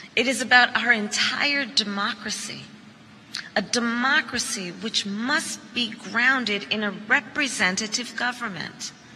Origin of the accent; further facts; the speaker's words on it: Oakland, California, United States; the seat, which is Oakland, California, the place of my birth